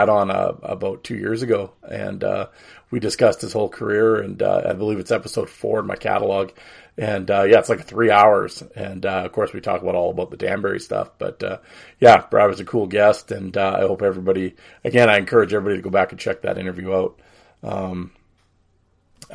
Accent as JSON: {"language": "English", "town": "Saskatoon", "region": "Saskatchewan", "country": "Canada", "tie": "born or raised there", "said": "We grew up together in Saskatoon"}